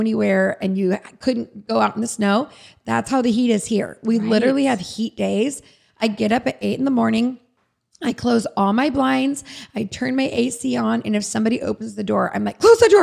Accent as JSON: {"language": "English", "region": "California", "country": "United States", "tie": "born or raised there", "said": "I grew up in Tahoe. So it snowed every winter"}